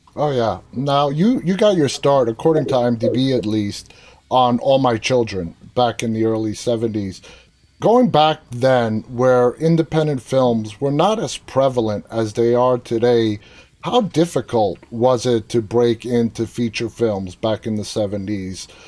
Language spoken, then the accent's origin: English; New York City, New York, United States; I was born and raised in New York City in the mid 70s